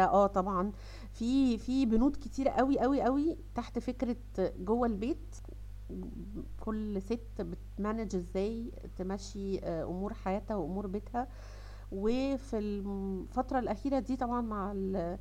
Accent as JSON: {"language": "Arabic", "country": "Egypt", "said": "عندنا في مصر"}